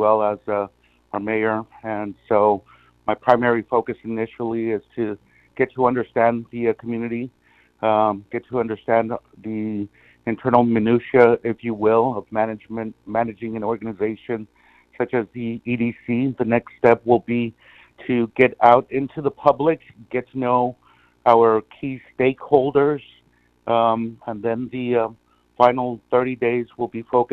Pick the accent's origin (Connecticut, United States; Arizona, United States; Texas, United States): Texas, United States; Brownsville; moved away as an adult; also born or lived in Arlington, Texas / Addison, Texas; now in Harlingen, United States; I actually started my career down in my hometown, which is in Brownsville